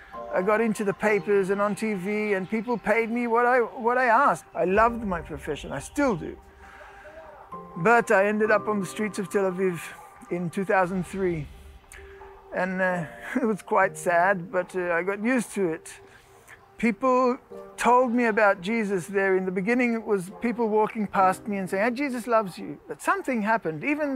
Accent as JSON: {"language": "English", "country": "Australia", "tie": "born or raised there", "also_born_or_lived": "Netherlands / South Africa / France", "lives_now": "Israel", "said": "I was born in Holland, grew up in Australia, South Africa, a little bit of France, and then we did Aliyah."}